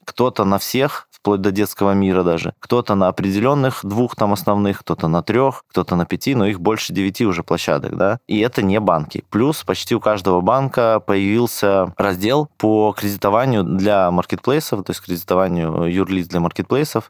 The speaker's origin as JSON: {"language": "Russian", "country": "Belarus", "tie": "born or raised there", "said": "я сам родом из Беларуси"}